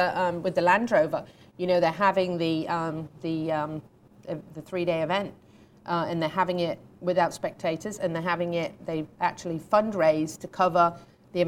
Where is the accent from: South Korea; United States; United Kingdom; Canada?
United Kingdom; moved away; I'm a Brit